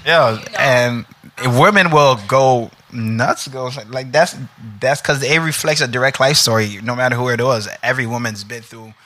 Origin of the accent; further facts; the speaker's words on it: New York City, New York, United States; now in New Jersey, United States; Originally from Brooklyn, but live in Jersey now.